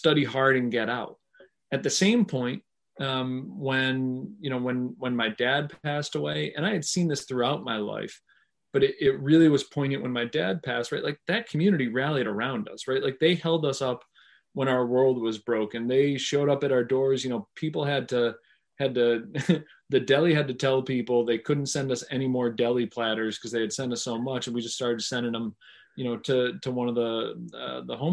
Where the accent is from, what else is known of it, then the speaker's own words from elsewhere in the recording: Pittsfield, Massachusetts, United States; moved away as an adult; also born or lived in Providence, Rhode Island / Washington, D.C.; I grew up in Pittsfield at a time where, General Electric was downsizing